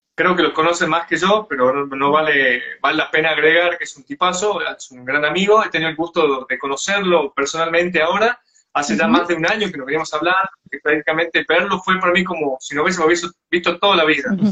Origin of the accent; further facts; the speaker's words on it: State of Mexico, Mexico; soy de, del Estado de México